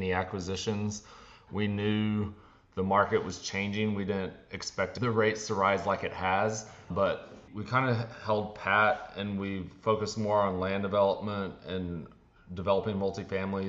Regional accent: Texas, United States; I'm from Texas.

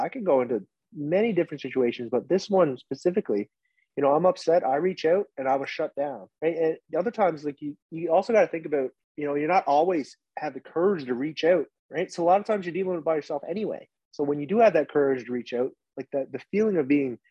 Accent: Corner Brook, Newfoundland and Labrador, Canada; also born or lived in Vietnam; I was from Newfoundland

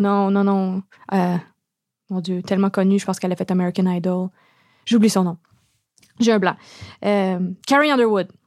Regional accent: Montreal, Quebec, Canada; j'ai grandi dans le West Island. Je viens d'une famille, comme une longue lignée de familles bilingues.

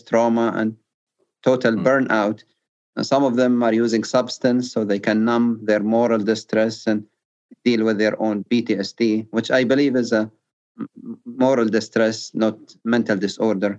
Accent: Libya; now in United States; my home country, Libya, went through a civil war in 2011

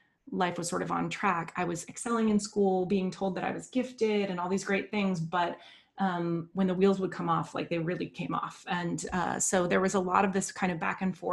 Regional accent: United States; growing up in the United States

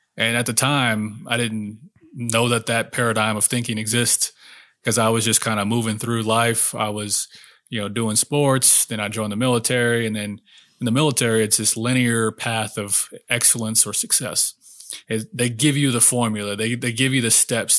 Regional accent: Oklahoma, United States; I grew up in Oklahoma, a real small town

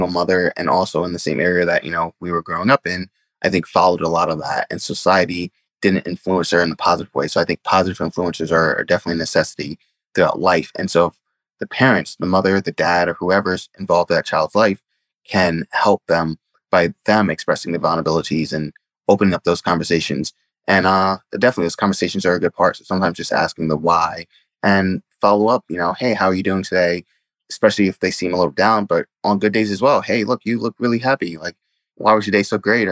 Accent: New York City, New York, United States; the Bronx, my area where I grew up, Bronx overall isn't really a great area

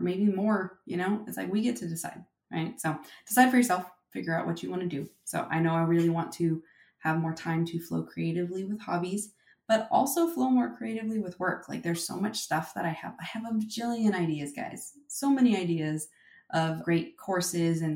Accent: Silicon Valley, California, United States; I was born and raised in Silicon Valley

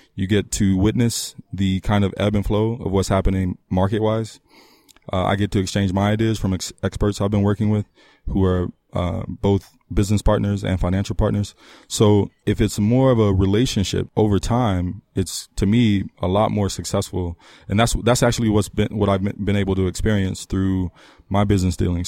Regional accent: Trinidad & Tobago; moved away; I'm I'm Caribbean born from Trinidad and Tobago

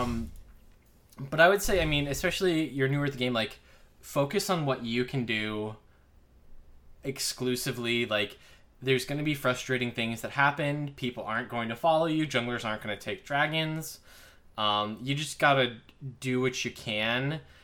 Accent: Crystal Lake, Illinois, United States; I grew up in Crystal Lake

